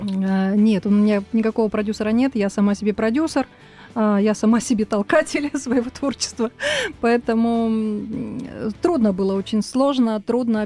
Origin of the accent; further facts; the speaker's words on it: Novosibirsk, Novosibirsk Oblast, Russia; also born or lived in Tolmachevo; now in Moscow, Russia; Я приехала из города Новосибирска. Родилась я в село Толмачево.